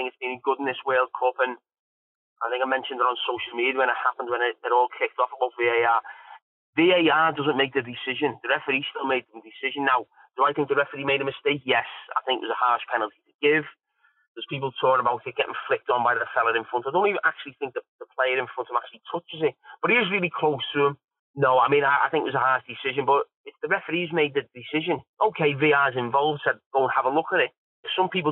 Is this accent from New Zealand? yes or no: no; England, United Kingdom; as an Englishman